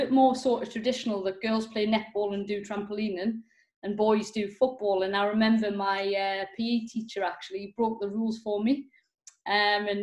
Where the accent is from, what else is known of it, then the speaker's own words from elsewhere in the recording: England, United Kingdom; growing up in England on a sort of council estate.